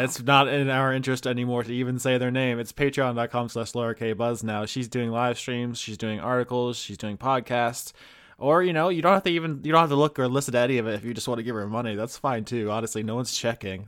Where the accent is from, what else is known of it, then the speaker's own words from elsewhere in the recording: United States; we're just American